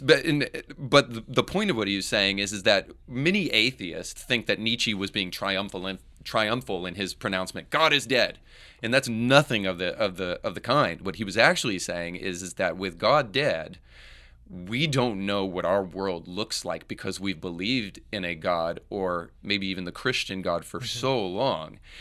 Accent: United States; me growing up in America

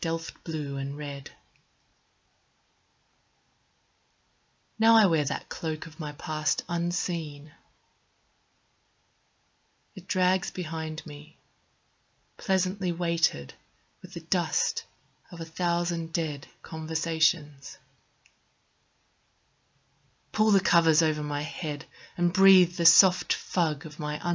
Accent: Australia; moved away as an adult; also born or lived in London; now in Switzerland; I moved from Australia to London and was there for about 7 years, and then about 4 years ago I relocated

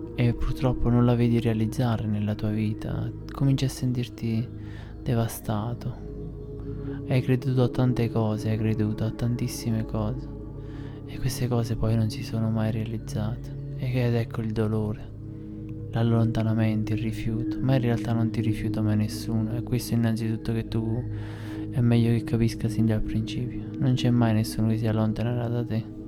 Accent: Airola, Campania, Italy; nel mio paese, ad Airola

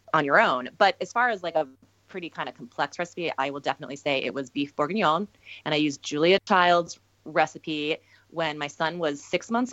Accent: Minnesota, United States; I grew up in Minnesota

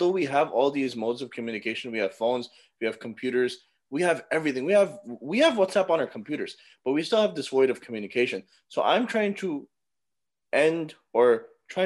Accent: North Carolina, United States; I'm from North Carolina. I was born and raised here. I live near Charlotte in a town called Gastonia.

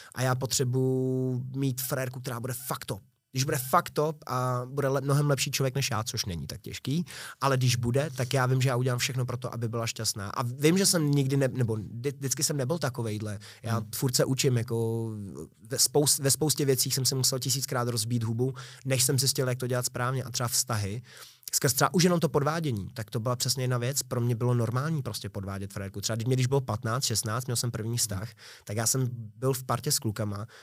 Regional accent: Prague, Czechia; Já jsem se narodil na Bulovce v Libni a žil, žil jsem vlastně skoro celý dětství v Libni

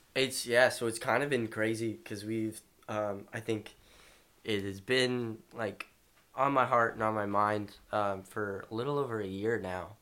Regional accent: Shreveport, Louisiana, United States; I'm from Shreveport, Louisiana

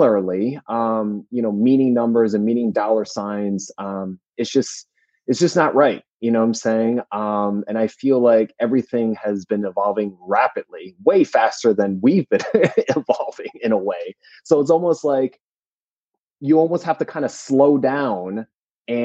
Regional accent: New Jersey, United States; moved away; I'm from New Jersey originally

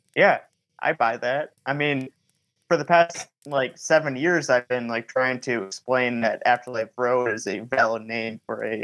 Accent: Michigan, United States; I tend to film a lot in Michigan because I'm from Michigan

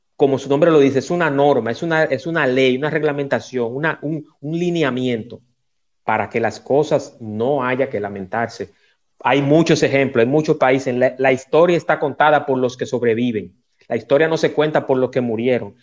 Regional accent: Dominican Republic; mi país

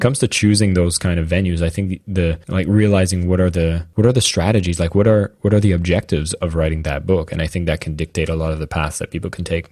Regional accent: Canada; I'm French Canadian.

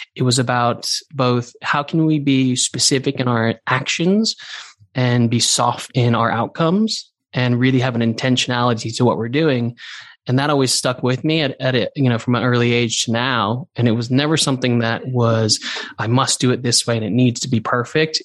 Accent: Santa Monica, California, United States; moved away as an adult; also born or lived in New Zealand; now in London, United Kingdom; I grew up in Santa Monica

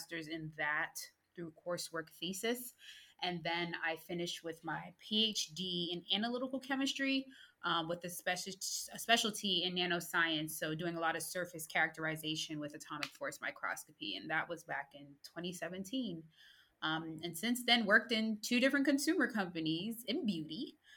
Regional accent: United States; moved away as an adult; also born or lived in Queens, New York / New Jersey / Winston-Salem, North Carolina / Louisiana; I am originally from New York, New Jersey area. I say both because my dad, he works at a consumer company, which brought us from Queens, New York to New Jersey.

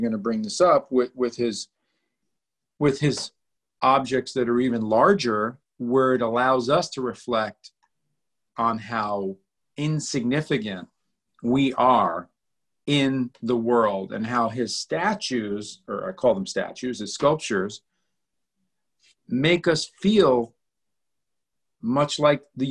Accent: New York, United States; I'm from Manhattan

